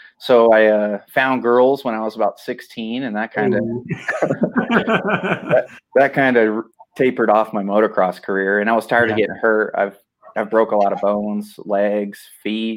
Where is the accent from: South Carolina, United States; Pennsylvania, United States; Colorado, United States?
Colorado, United States; Cortez; I'm from Cortez, Colorado, where Eli Tomac's from.